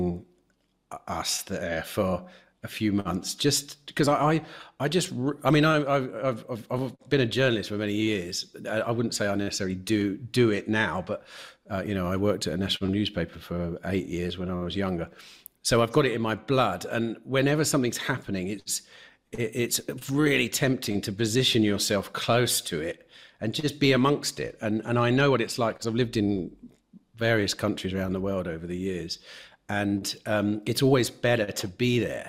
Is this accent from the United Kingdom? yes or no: yes; England, United Kingdom; moved away as an adult; also born or lived in Spain; now in Mexico; an English person like myself